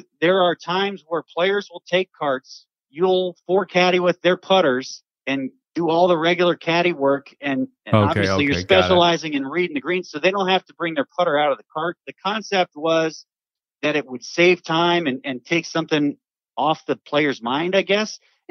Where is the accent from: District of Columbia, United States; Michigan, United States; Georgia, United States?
District of Columbia, United States; and I grew up near Washington, followed the Capitals real closely.